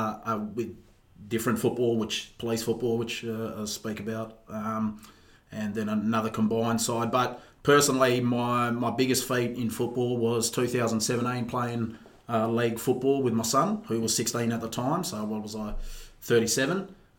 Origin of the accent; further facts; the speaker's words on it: Gosnells, Western Australia, Australia; also born or lived in Armadale, Western Australia / Langford, Western Australia; I grew up in Gosnells, Armidale, Langford. So I grew up in the areas which are heavily saturated by Aboriginal people and all my mob too, through relations.